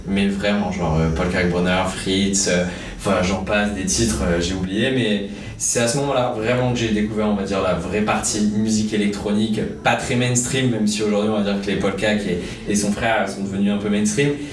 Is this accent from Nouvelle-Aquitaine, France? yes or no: yes; Bordeaux, Nouvelle-Aquitaine, France; J'ai 19 ans, je viens de Bordeaux